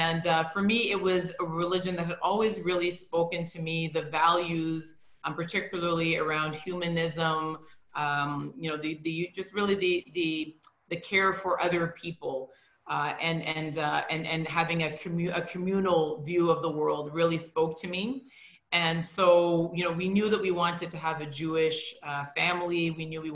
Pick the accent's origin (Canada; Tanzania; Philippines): Canada; Toronto, Ontario; I was born and I grew up in Toronto